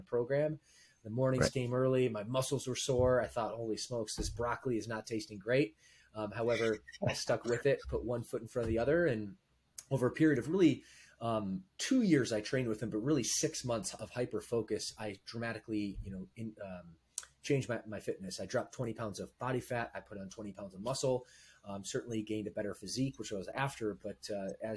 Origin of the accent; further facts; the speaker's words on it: Michigan, United States; now in California, United States; I'm from the Midwest. Grew up in the state of Michigan